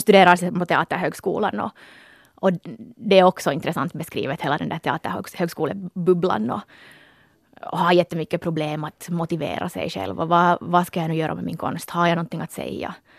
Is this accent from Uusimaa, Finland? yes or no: yes; Porvoo, Uusimaa, Finland; moved away; vi är ju båda från Borgå